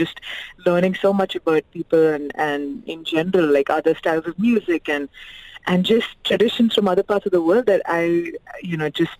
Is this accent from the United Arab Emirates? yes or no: yes; Dubai, United Arab Emirates; But growing up in Dubai, it was like a huge mix of cultures already being, you know, being a part of the, you know, the scene here.